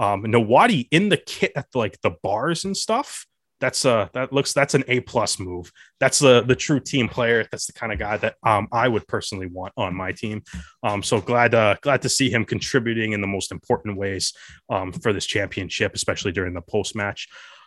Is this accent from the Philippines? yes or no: no; Canada; So, you know, things you love to see as a Canadian rugby fan.